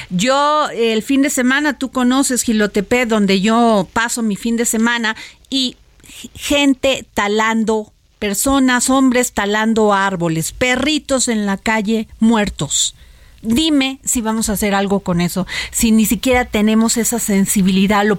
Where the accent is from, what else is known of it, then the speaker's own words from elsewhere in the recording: Atotonilco el Alto, Jalisco, Mexico; yo soy de Jalisco.